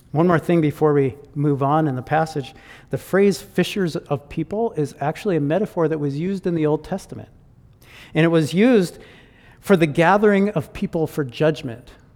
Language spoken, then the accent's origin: English; Michigan, United States; moved away as an adult; now in Chilliwack, Canada; I grew up in Michigan